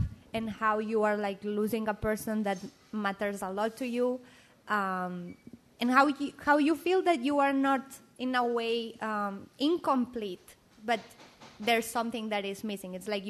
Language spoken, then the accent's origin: English; Barcelona, Catalonia, Spain; moved away as an adult; now in Boston, United States; I am from Barcelona